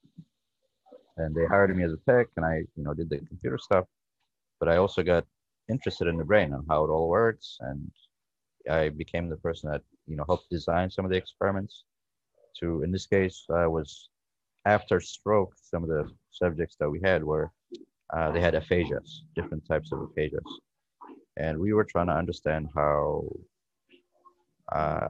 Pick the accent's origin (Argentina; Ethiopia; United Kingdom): Ethiopia; also born or lived in Lancaster, Pennsylvania; now in United States; my background is I came from Ethiopia. That's where I was born. I came to this country in 2000